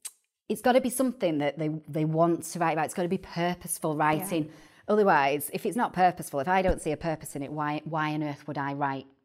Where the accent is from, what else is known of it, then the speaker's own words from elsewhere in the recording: Salford, North West England, United Kingdom; accent: Manchester/Salfordian; And I say in my best Manchester accent or Salfordian accent, should I say, if they ain't got out to talk about, they ain't got out to write about.